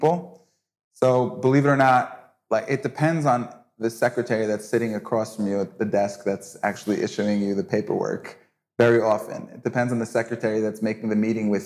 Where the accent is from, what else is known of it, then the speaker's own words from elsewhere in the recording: United States; now in Israel; as an American